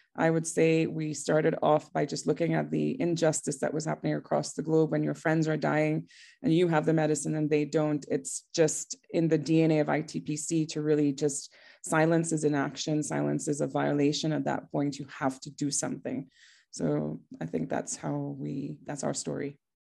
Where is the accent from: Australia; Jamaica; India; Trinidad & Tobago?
Trinidad & Tobago; now in Johannesburg, South Africa; I am from Trinidad originally, which is a very tiny island in the Caribbean